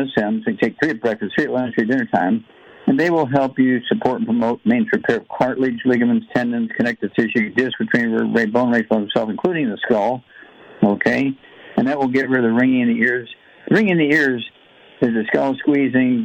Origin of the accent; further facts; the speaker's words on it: Missouri, United States; Missouri, my home state